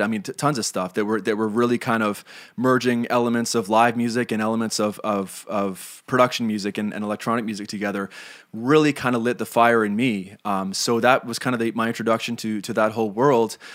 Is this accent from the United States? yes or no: no; Canada